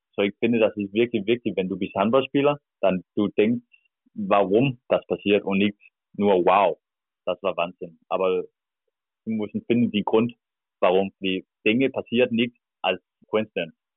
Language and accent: German; Denmark; German is a second language; moved away as an adult; now in Berlin, Germany; ich komme aus Stern, das ist 8000 Einwohner